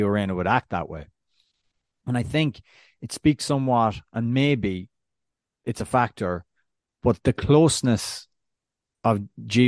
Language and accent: English; Ireland; as an Irishman